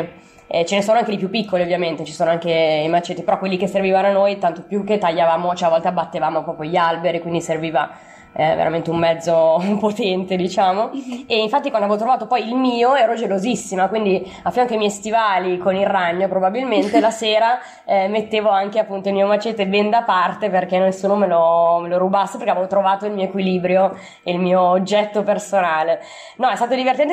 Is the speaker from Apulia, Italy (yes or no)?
no; Milan, Lombardy, Italy; sono di Milano e ho 32 anni